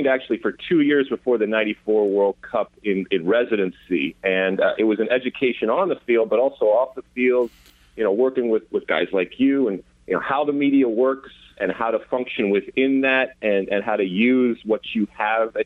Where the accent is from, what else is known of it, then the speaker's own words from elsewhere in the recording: Michigan, United States; moved away as an adult; also born or lived in New Jersey; I'm from Michigan, but I sure didn't grow up on a farm